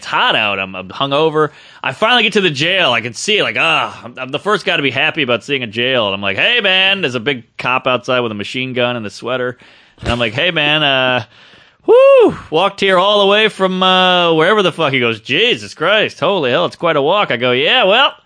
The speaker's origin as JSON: {"language": "English", "region": "New York", "country": "United States", "said": "I'm a New Yorker"}